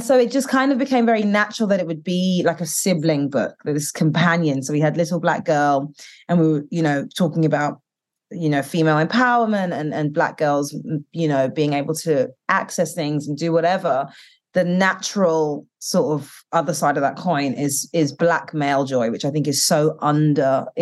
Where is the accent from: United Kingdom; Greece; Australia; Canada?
United Kingdom; moved away; growing up in the UK and being Black British and Caribbean